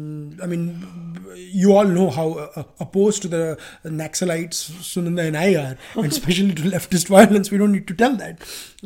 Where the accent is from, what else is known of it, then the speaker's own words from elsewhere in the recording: Gujarat, India; I'm from Gujarat.